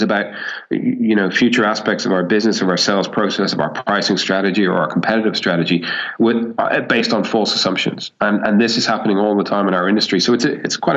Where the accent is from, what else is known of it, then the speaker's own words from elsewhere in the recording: Ireland; moved away as an adult; now in Sydney, Australia; I'm actually Irish and spent most of my formative years in Ireland